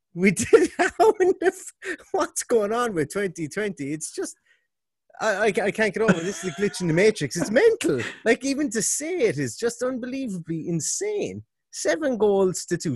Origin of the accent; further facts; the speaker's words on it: Limerick, Munster, Ireland; now in Galway, Ireland; I'm originally from Limerick, yeah. living above in Galway